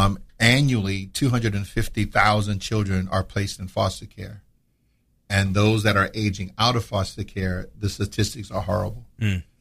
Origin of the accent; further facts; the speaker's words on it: Slidell, Louisiana, United States; now in Jacksonville, United States; I'm originally from Slidell, Louisiana, a little town right outside of New Orleans. Born and raised there. Graduated from Slidell High in 87, joined the Navy. That's how I ended up here in Jacksonville.